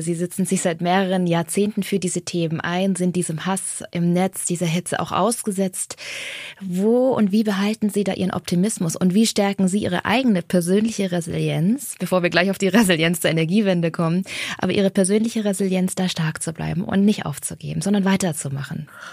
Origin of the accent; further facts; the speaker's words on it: Germany; wir als Deutsche